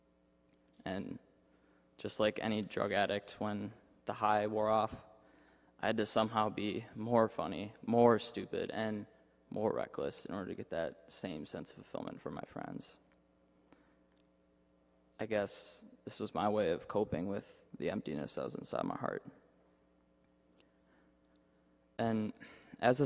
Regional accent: Minnesota, United States; moved away as an adult; now in Indiana, United States; my parents took me to a Catholic church back in my hometown in Minnesota

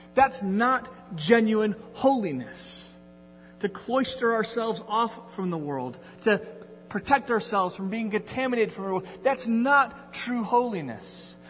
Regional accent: Endicott, New York, United States; moved away; It, it, had been 15 years since I had been back to Endicott

